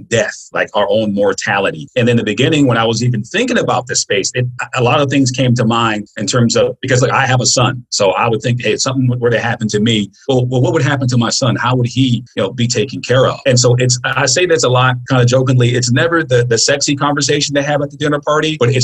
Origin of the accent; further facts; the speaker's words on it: Florida, United States; also born or lived in California; now in Los Angeles, United States; I'm actually a transplant. I was actually raised in Florida, but I've spent most of my life here in California